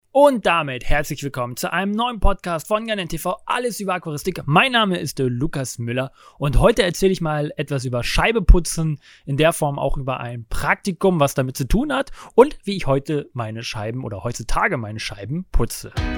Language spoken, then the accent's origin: German; Lübeck, Schleswig-Holstein, Germany; moved away as an adult; Ich bin gebürtiger Lübecker, bin dort zur Schule gegangen, aufgewachsen